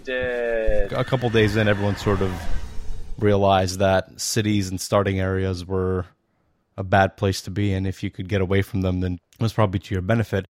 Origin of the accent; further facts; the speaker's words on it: Bosnia & Herzegovina; now in New York, United States; I'm from New York, originally from Bosnia